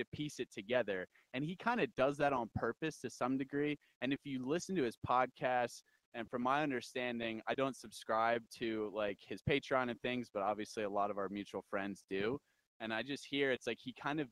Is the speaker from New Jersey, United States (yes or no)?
yes; New Jersey, United States; also born or lived in Wyoming; now in Thermopolis, United States; I'm from New Jersey.